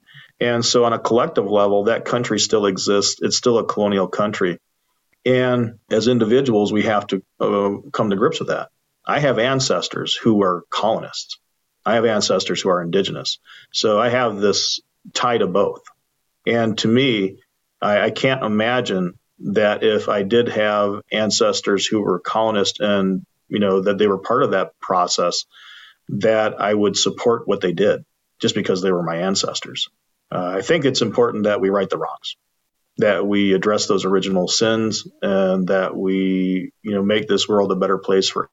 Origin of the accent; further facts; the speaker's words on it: Michigan, United States; I grew up as a mixed ancestry Anishinaabe Ojibwe person from, you know, this side of the border between U.S. and Canada